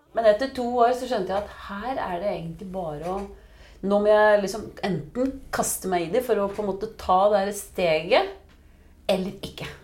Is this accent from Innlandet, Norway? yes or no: yes; Biri, Innlandet, Norway; moved away; jeg vokste jo opp på Biri.